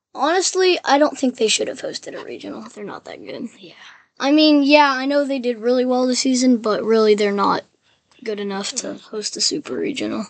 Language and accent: English; Memphis, Tennessee, United States; I'm from Memphis